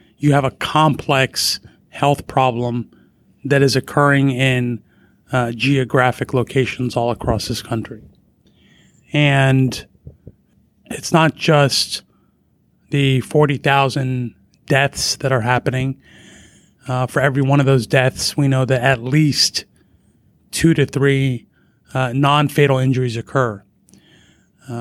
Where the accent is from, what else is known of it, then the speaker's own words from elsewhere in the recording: Fairfax, Virginia, United States; I am from Fairfax, Virginia, born and raised there